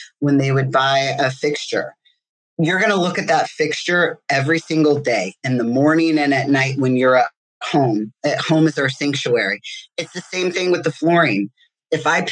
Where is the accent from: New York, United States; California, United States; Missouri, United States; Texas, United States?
Missouri, United States; St. Louis; also born or lived in Chicago; now in Michigan, United States; I'm originally from St. Louis